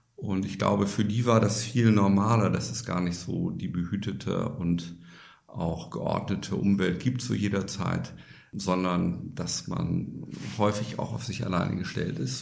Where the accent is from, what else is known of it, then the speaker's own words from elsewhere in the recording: Bremen, Germany; moved away as an adult; Ich bin gebürtiger Bremer, das hört man ein bisschen an meiner Aussprache also in Norddeutschland geboren und aufgewachsen, habe dort auch die ersten 20 Jahre meines Lebens verbracht